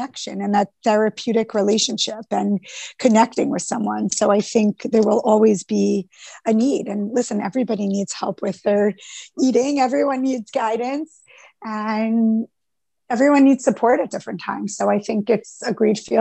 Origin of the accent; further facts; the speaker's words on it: Rockland County, New York, United States; I grew up in Rockland County